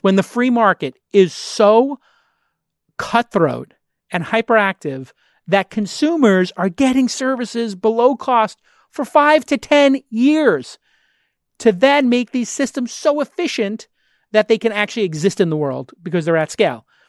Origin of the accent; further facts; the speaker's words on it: New York, United States; I was grew up in the restaurant business and I'm from New York